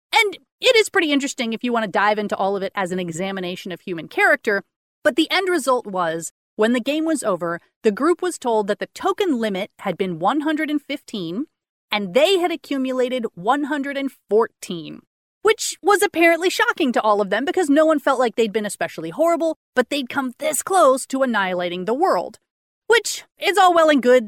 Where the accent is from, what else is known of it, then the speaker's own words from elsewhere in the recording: Austin, Texas, United States; I grew up in Austin my whole life.